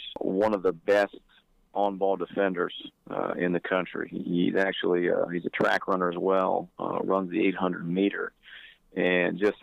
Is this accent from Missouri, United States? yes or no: no; Ohio, United States; I'm obviously from Ohio